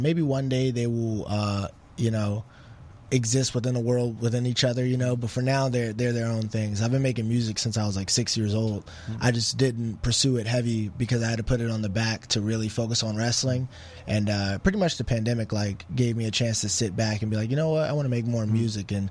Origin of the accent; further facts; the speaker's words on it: Alexandria, Virginia, United States; moved away; also born or lived in Las Vegas; I'm from Alexandria, Virginia